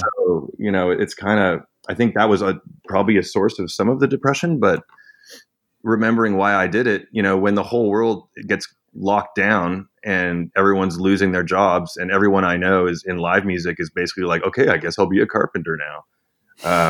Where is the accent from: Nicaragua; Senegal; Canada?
Canada; I'm Canadian.